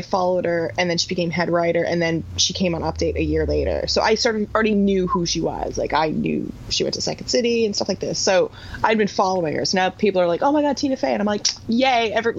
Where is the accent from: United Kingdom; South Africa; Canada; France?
Canada; Niagara Falls, Ontario; I grew up in Niagara Falls, which is, like, 2 hours from Toronto. Like, it's, like, the biggest city to us